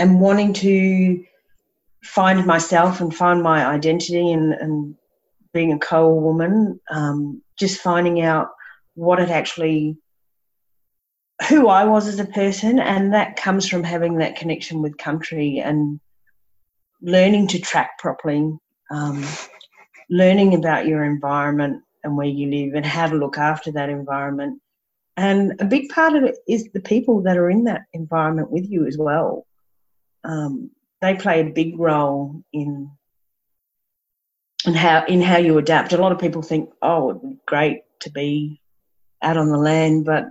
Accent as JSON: {"language": "English", "town": "Brisbane", "region": "Queensland", "country": "Australia", "tie": "born or raised there", "also_born_or_lived": "Bribie Island"}